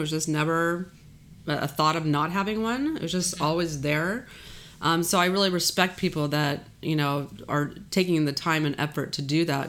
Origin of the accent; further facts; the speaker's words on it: Texas, United States; I'm from Texas